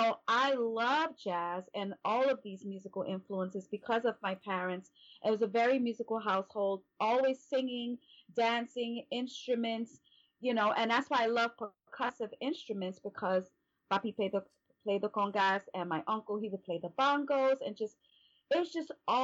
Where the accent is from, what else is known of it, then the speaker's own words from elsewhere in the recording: New York City, New York, United States; now in California, United States; I'm from Brooklyn.